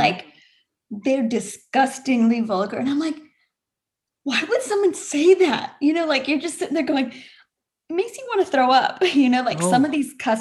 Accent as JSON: {"language": "English", "country": "United States", "tie": "born or raised there", "accent": "no accent", "said": "I grew up here, but I'm Indian"}